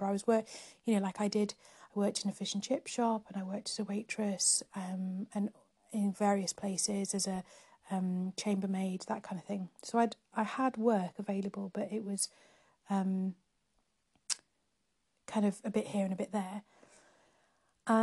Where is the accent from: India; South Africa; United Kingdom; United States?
United Kingdom; North Wales; moved away as an adult; also born or lived in Nottingham; now in Cambridge, United Kingdom; I grew up in North Wales